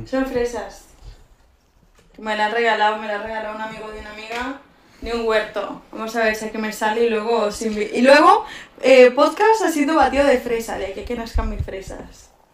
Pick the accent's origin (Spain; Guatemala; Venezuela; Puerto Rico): Venezuela; moved away